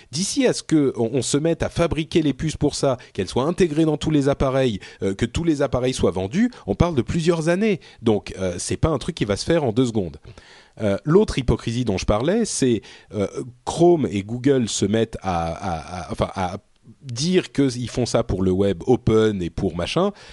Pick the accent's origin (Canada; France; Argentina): France; also born or lived in Lebanon; j'ai grandi en France